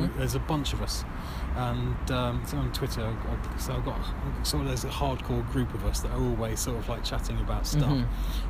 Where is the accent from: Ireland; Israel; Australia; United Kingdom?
United Kingdom; England; we're English